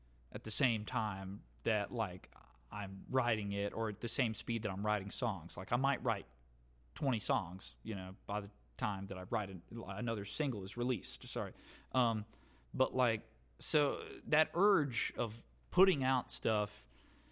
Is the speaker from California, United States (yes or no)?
no; Stokes County, North Carolina, United States; I was raised up in Stokes County.